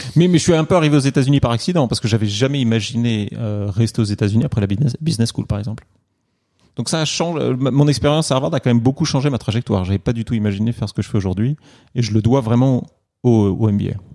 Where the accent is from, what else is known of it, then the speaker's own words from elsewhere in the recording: Normandy, France; moved away as an adult; also born or lived in Paris, France / China; now in New York, United States; je suis né à Paris quand même. C'est-à-dire que je suis pas de Normand d'origine.